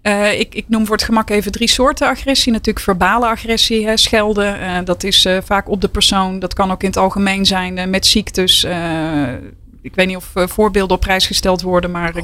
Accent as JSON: {"language": "Dutch", "region": "North Brabant", "country": "Netherlands", "said": "ik ben een echte Brabantse"}